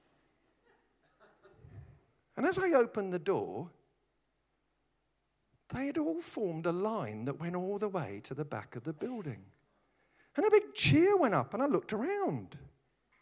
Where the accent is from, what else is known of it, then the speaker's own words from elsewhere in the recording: United Kingdom; I'm British